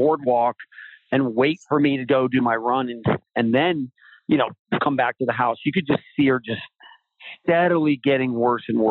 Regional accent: Florida, United States; I grew up surfing in Florida

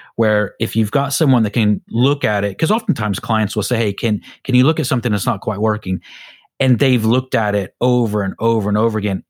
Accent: United States; now in United Kingdom; I'm an American, so back in America

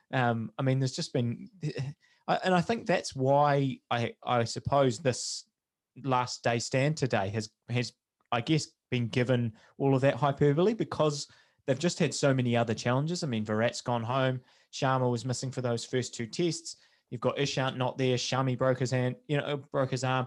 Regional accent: New Zealand; as a New Zealander

